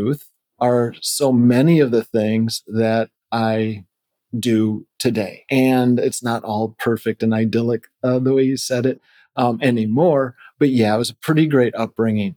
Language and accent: English; Wisconsin, United States; also born or lived in Phoenix, Arizona / Milwaukee, Wisconsin; I was raised in the Midwest